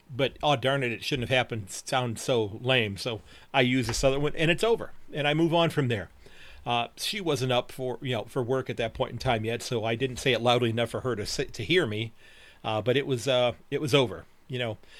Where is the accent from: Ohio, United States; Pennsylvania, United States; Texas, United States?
Ohio, United States; Sandusky; from Sandusky, Ohio